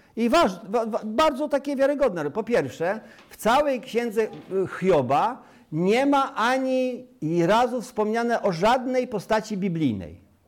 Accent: Sierakowice, Pomeranian Voivodeship, Poland; also born or lived in Rudka; now in Chojnice, Poland; urodziłem się na Kaszubach, wychowałem się na Kaszubach w gminie Sierekowice, powiat Kartuzy

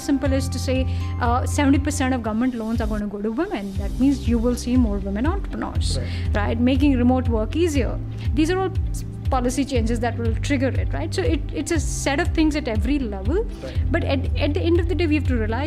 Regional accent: India; as Indians we're very permission seeking, and as Indian women we're even more permission seeking

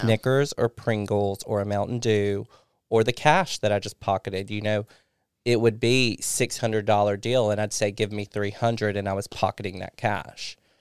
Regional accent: Kosciusko, Mississippi, United States; moved away; also born or lived in Florida; I went to Kosciuszko first, which is my hometown

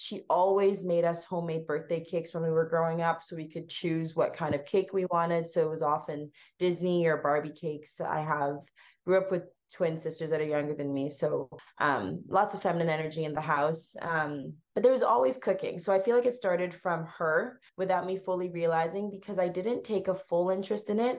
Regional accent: Canada; accent: Canadian; grew up in a Ghanaian household, so eating Ghanaian food, but being brought up in Canada, that is so multicultural

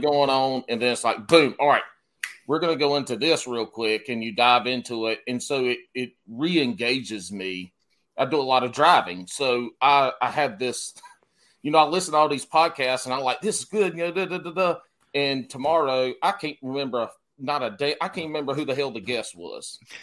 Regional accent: South Carolina, United States; I, I was born and raised in South Carolina

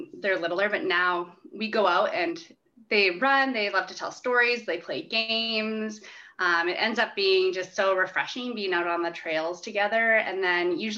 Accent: Saskatoon, Saskatchewan, Canada; moved away as an adult; also born or lived in Calgary / Edmonton / Vancouver; now in Regina, Canada; I grew up in Saskatoon, lived in Calgary, Edmonton.

